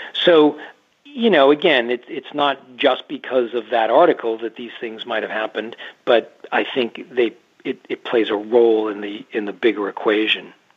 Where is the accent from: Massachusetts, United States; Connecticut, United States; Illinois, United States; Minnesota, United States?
Massachusetts, United States; moved away as an adult; now in Maine, United States; I grew up in Massachusetts uh, and I live on the coast of southern Maine now, not that far away from where I started